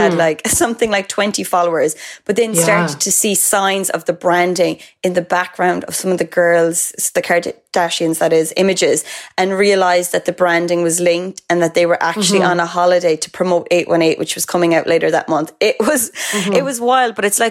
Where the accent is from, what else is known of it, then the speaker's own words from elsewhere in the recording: Cork, Munster, Ireland; my hometown of Cork.